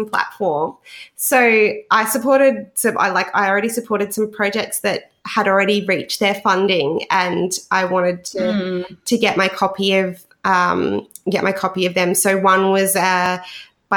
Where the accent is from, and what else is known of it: Australia